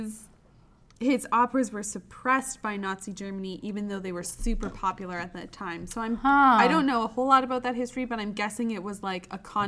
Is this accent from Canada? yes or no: yes; Canada; I grew up in Canada